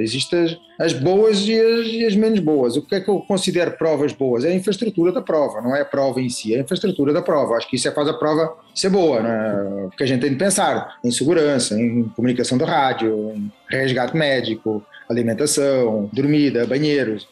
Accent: Portugal; a gente é português

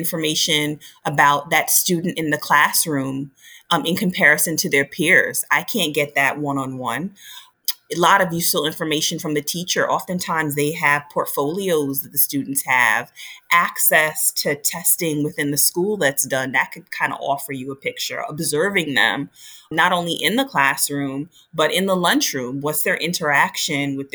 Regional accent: New York City, New York, United States; I was from New York City

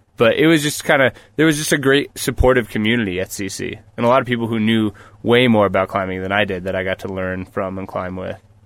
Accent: New Paltz, New York, United States; moved away; also born or lived in Colorado; I grew up in New York, actually, in Newpaltz

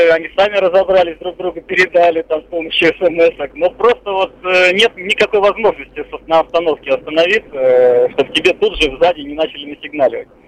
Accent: Tver, Tver Oblast, Russia; я из Твери

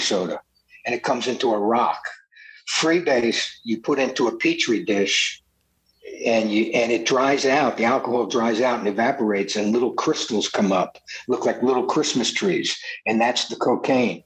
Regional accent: New Jersey, United States; now in California, United States; I was from New Jersey, so I knew everybody in Jersey and New York

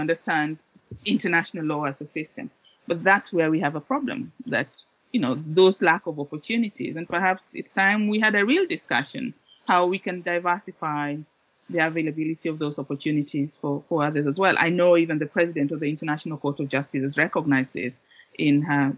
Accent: Kenya; moved away as an adult; also born or lived in Oxford; I grew up in Kenya

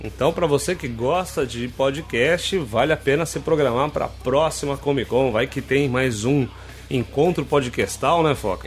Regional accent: São Paulo, Brazil; moved away as an adult; also born or lived in Minas Gerais; now in Rio de Janeiro, Brazil; Nasci em Minas, cresci em São Paulo e moro no Rio há 13 anos.

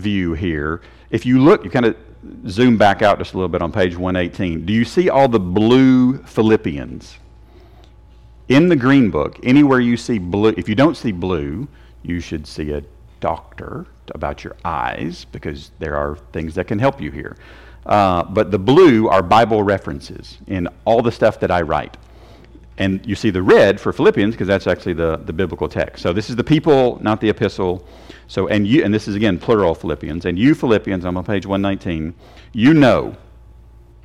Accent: Tennessee, United States; I'm from Tennessee. We are Tennesseans

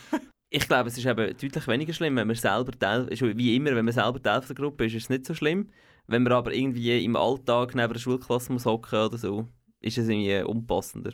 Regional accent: Switzerland; hier bei uns in der Schweiz

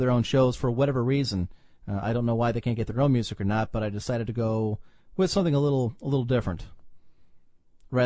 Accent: Cleveland, Ohio, United States; I'm from Cleveland

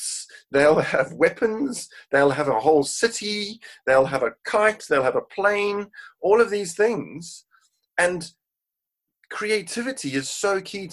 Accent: Cape Town, Western Cape, South Africa; now in United Kingdom; originally born and raised in Cape Town, South Africa, I now live in the UK

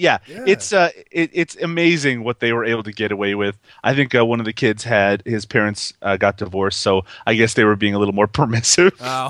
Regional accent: Canada; I'm Canadian

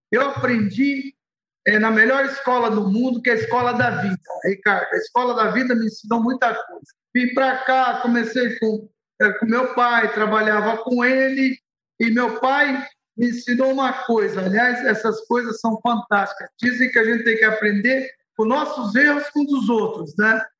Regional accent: Beirut, Beirut Governorate, Lebanon; born there; Portuguese is a second language; Você sabe que eu nasci no Líbano, né, em Beirute, para ser mais exato, e eu comentava que a diferença da situação que a gente vive hoje, a situação que eu vivi no, no, em Beirute, é, é tem um paralelo.

